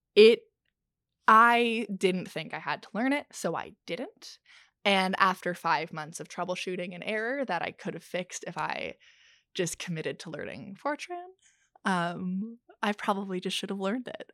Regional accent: Ontario, Canada; even though I'm from Ontario

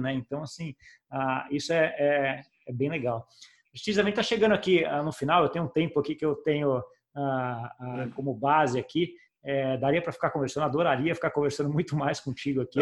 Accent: Brazil; como brasileiro

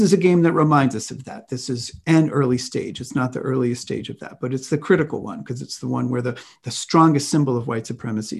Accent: Washington, District of Columbia, United States; moved away; also born or lived in Bay Area, California; I grew up in Washington, D C

